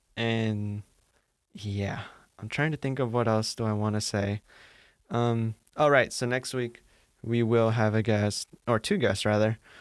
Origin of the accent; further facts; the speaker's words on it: Santa Ana, California, United States; moved away as an adult; now in Maine, United States; I'm from Santa Ana in Orange County